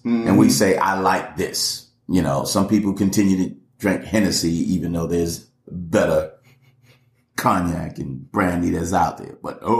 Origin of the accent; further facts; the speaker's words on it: Atlanta, Georgia, United States; I'm in Atlanta. I grew up in Atlanta.